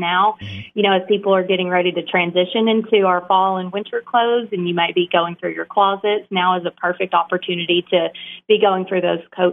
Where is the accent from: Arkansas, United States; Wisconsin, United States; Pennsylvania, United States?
Arkansas, United States; Jonesboro; I have been a resident of Jonesboro for most of my life. And just growing up in Jonesboro